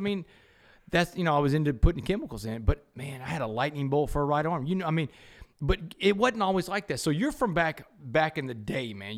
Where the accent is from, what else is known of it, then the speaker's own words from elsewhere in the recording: Port Arthur, Texas, United States; growing up in Port Arthur